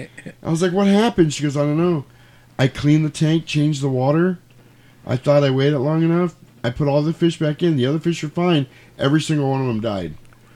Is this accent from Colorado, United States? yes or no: no; New York, United States; I'm from New York. I grew up in a building of 1,000 people.